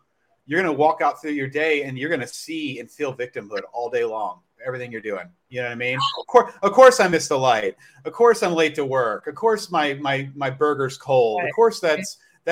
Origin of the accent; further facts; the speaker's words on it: Louisville, Kentucky, United States; Louisville, Kentucky.